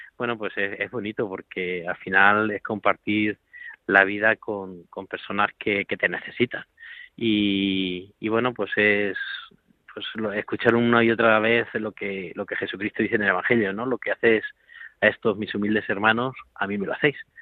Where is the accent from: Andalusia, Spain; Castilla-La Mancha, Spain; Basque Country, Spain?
Castilla-La Mancha, Spain; a village in Toledo; moved away; yo soy de Toledo, de un pueblo de Toledo